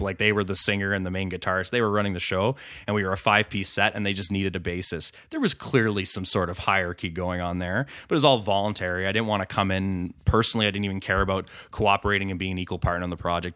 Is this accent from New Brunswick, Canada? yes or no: no; Ottawa, Ontario, Canada; It's my hometown